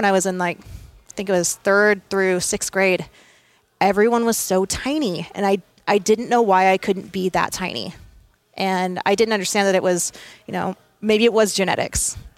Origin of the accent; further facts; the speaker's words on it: Visalia, California, United States; also born or lived in England / Sacramento / Texas; So I was born in England, moved to Sacramento, then moved to Texas, then moved to Vandenberg here in California.